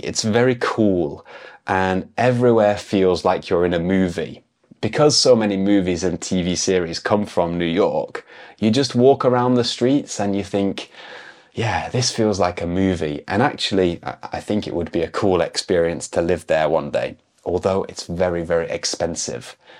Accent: United Kingdom; moved away; I'm an English teacher from the UK

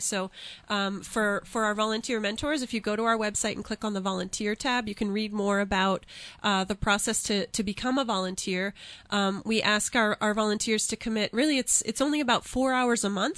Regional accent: near Casper, Central Wyoming, United States; now in New Hampshire, United States; I grew up out in Wyoming

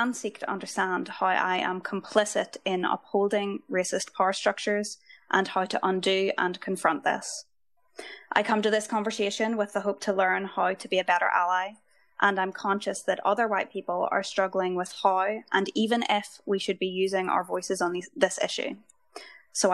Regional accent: Ireland; I come to this topic as a white person, as an Irish person, as a law student

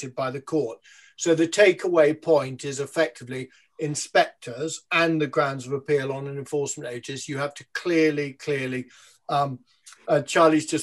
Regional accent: London, United Kingdom; as the Londoner on the show

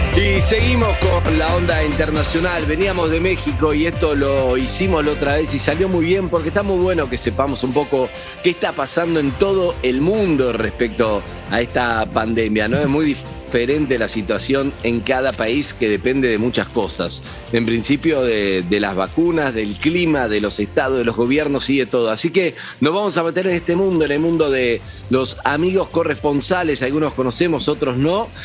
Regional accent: Argentina; como argentino

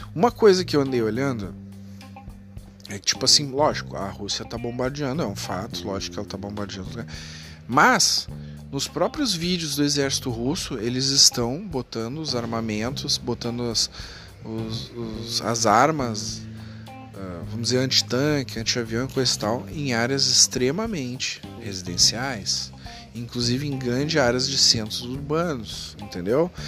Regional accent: Porto Alegre, Rio Grande do Sul, Brazil; Eu digo pela eleição da minha própria cidade, aqui, eu sou de Porto Alegre.

